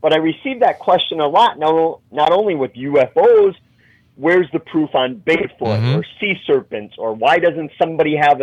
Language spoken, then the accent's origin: English; Wisconsin, United States; my home state of Wisconsin